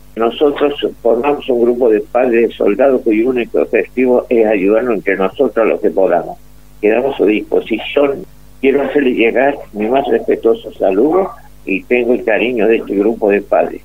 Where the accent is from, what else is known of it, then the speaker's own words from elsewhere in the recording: Argentina; Como argentinos